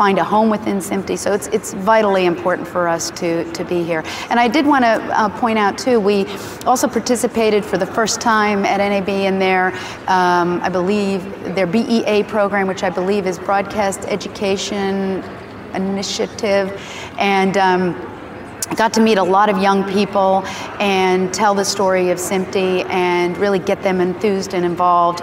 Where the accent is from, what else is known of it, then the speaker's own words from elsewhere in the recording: Pittsburgh, Pennsylvania, United States; Pittsburgh, I got to get my hometown